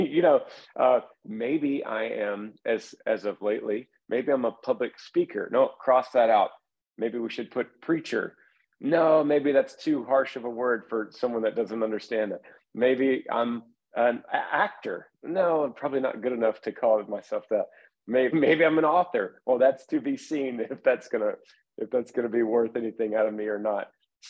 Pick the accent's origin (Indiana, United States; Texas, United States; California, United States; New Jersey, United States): Texas, United States; I played high school football in Texas, which is the thing to do. That's what we do as Texan